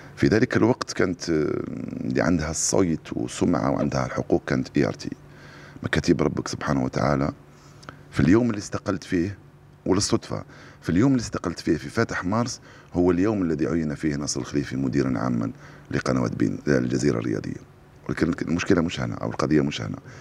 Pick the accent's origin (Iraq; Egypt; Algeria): Algeria; فكبرت على الإذاعة الجزائرية